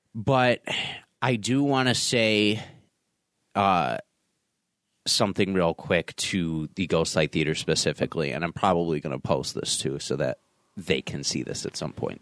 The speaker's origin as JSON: {"language": "English", "town": "North Tonawanda", "region": "New York", "country": "United States", "said": "I'm a kid from North Tonawanda"}